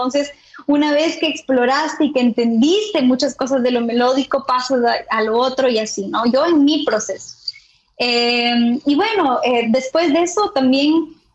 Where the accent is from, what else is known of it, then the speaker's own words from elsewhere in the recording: Andes, Ecuador; born there; also born or lived in Amazonía / Quito; now in Guayaquil, Ecuador; Yo nací en, en los Andes, me quedé en la Amazonía, pero ahora eh, eh, estuve viviendo muchos años en Quito y ahora estoy en Guayaquil, ¿no?